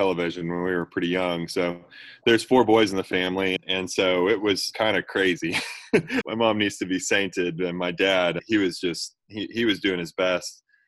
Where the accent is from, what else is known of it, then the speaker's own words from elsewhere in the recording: Kansas City, Missouri, United States; I was born and raised in Kansas City